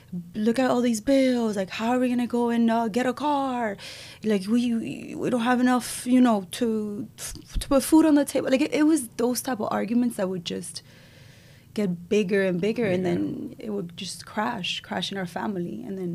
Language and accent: English; Israel; moved away; also born or lived in Cuba; I was born in Cuba. I left when I was two. I moved to Israel. It was hard to get out of Cuba, and my mom was able to find a way because we're Jewish. So we moved to Israel, to the other side of the world